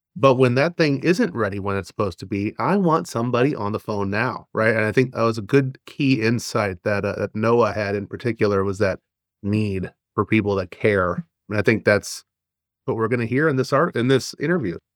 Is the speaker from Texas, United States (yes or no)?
yes; Texas, United States; moved away; also born or lived in Arizona; I'm from Arizona and originally from Texas.